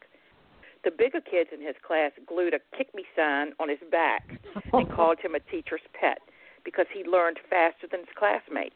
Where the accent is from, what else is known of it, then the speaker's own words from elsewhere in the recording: Lee Park, United States; when I was growing up in Lee Park, where we grew up